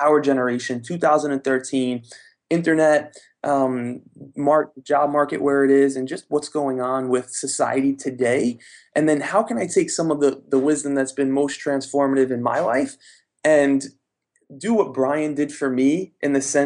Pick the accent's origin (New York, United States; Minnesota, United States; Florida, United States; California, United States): New York, United States; So from New York, I'm from New York.